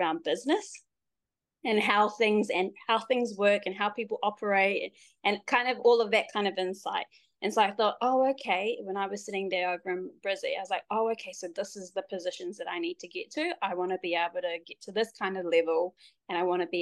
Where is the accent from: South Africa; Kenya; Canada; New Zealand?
New Zealand; born and raised in Aotearoa, New Zealand, but my dad's Samoan, my mum's Niuean